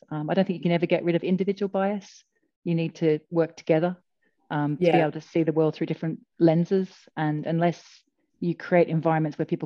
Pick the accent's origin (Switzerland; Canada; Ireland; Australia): Australia; now in United Kingdom; I'm Australian